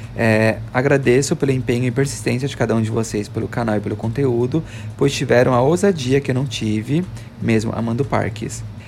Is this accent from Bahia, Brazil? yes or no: no; Osasco, São Paulo, Brazil; moved away as an adult; Osasco minha cidade natal